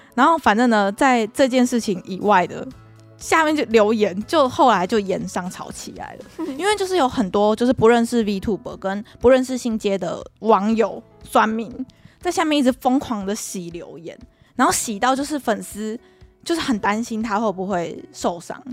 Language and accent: Chinese; Kaohsiung, Taiwan; 我们不是高雄人嘛